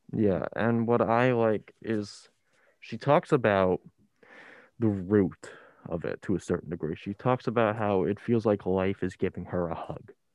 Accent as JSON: {"language": "English", "area": "Ocean County", "region": "New Jersey", "country": "United States", "said": "I come from Ocean County where it's one of the worst in the state"}